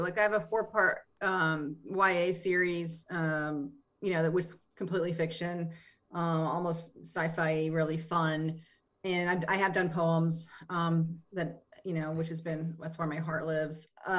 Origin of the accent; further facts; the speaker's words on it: Appalachia, United States; Yeah, no. I mean, I'm from Appalachia.